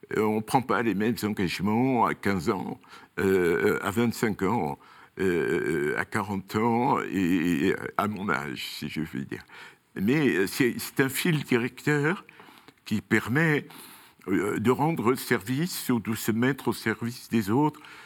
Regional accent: Toulouse, Occitania, France; moved away as an adult; also born or lived in Montpellier / Rodez / Paris; je suis toulousain d'origine

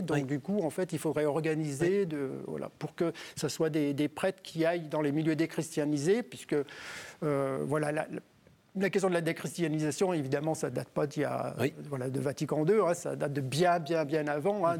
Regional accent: Ain, countryside near Lyon, Auvergne-Rhône-Alpes, France; also born or lived in Bourg-en-Bresse; j'ai vécu dans la campagne plutôt près de, plutôt près de Lyon

